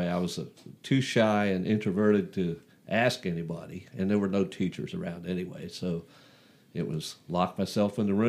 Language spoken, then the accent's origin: English; Manassas, Virginia, United States; I grew up in Northern Virginia, Manassas.